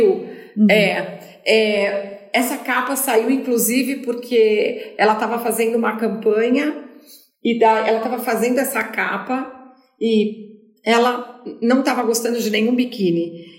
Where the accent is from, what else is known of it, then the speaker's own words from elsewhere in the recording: Brazil; moved away as an adult; also born or lived in São Paulo; Eu saí do Brasil, mas o Brasil não saiu de mim.